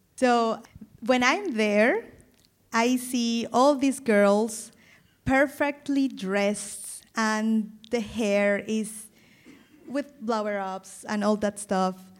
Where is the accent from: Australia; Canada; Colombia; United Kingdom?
Colombia; Caribbean coast of Colombia, Caribbean Region; first language Spanish; English is a second language; moved away as an adult; now in Germany; I come from the Caribbean coast